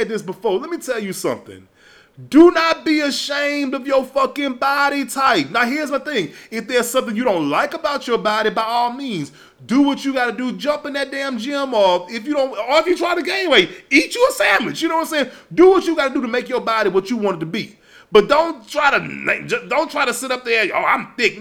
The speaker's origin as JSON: {"language": "English", "town": "Baton Rouge", "region": "Louisiana", "country": "United States", "tie": "born or raised there", "said": "I'm from Louisiana. You know, Baton Rouge to be exact. So coming up where I came up"}